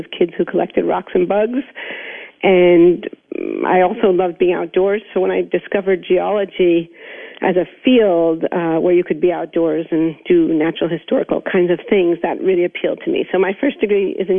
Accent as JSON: {"language": "English", "town": "New York City", "region": "New York", "country": "United States", "tie": "born or raised there", "said": "I was born in New York City. I grew up in the 1960s in New York"}